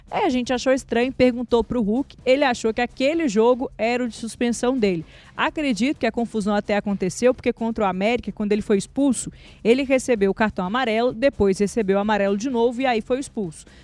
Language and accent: Portuguese; Vale do Aço, Minas Gerais, Brazil; da minha terrinha lá do Vale do Aço